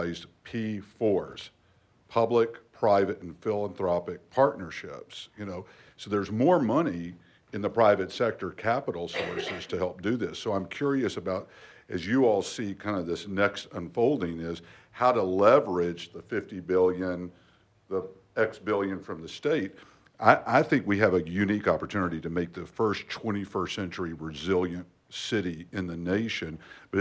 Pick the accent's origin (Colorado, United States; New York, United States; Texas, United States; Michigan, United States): Texas, United States; Houston; As a fourth-generation Houstonian